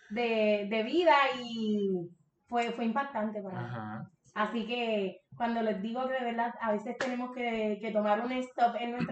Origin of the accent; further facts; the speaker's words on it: Puerto Rico; Yo, soy boricua aunque naciera en la luna.